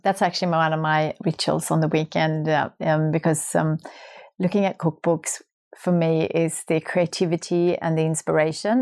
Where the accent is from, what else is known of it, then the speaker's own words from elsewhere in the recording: Sweden; moved away; my hometown in Sweden.